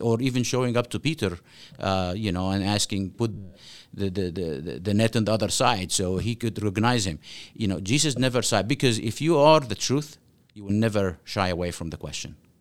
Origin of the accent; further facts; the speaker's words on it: Cairo, Cairo Governorate, Egypt; now in Omaha, United States; I grew up in Cairo, Egypt